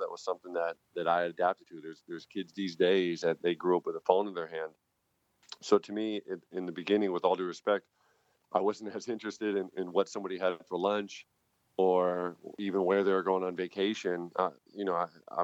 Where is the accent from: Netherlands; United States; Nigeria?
United States; moved away as an adult; also born or lived in France; now in Germany; I'm born and raised in America